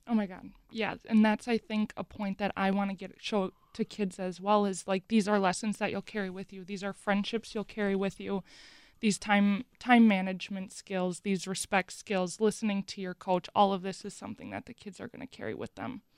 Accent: Mukwonago, Wisconsin, United States; I grew up in McGuanago, went to McGuanago High School

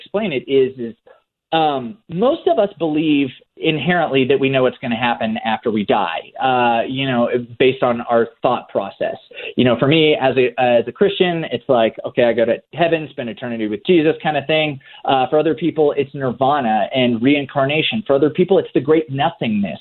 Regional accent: Oklahoma, United States; born or raised there

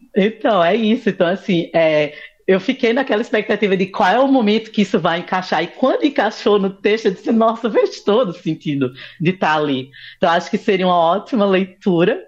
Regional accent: Recife, Pernambuco, Brazil; eu sou aqui de Recife Pernambuco

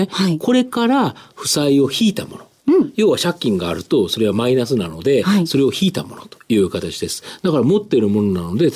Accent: Kansai, Japan; 関西人な

